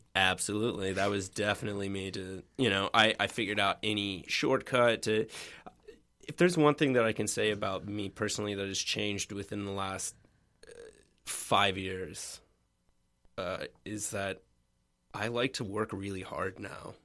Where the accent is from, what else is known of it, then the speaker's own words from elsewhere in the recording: Richmond, Virginia, United States; I grew up in Richmond, Virginia, or in the suburbs of Richmond, Virginia